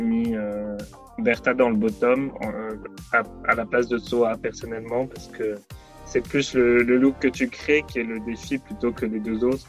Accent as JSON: {"language": "French", "town": "Paris", "region": "Île-de-France", "country": "France", "moved": "yes", "said": "pour avoir vécu à Paris, puisque je viens de Paris à la base"}